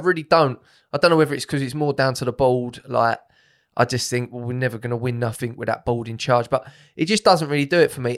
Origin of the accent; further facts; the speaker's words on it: Romford, London, United Kingdom; I was born in Harold Wood, Harold Wood, Romford.